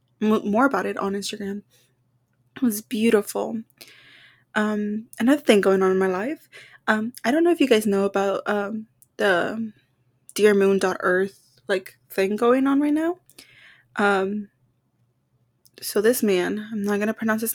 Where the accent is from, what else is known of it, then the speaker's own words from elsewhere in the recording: Texas, United States; we're from Texas